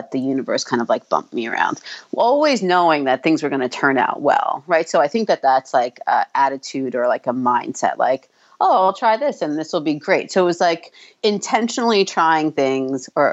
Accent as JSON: {"language": "English", "region": "New York", "country": "United States", "moved": "as an adult", "lives_now": "New Jersey, United States", "said": "I was from New York"}